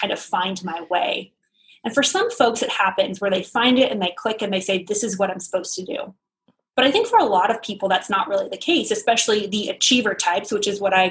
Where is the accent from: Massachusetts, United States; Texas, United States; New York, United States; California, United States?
California, United States; Sacramento; I was raised in Northern California in the Sacramento area